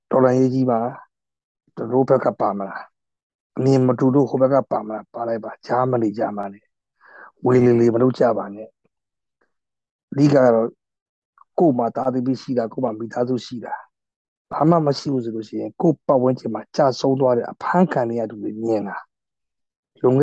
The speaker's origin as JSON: {"language": "Burmese", "country": "Myanmar", "moved": "as an adult", "lives_now": "Taiwan"}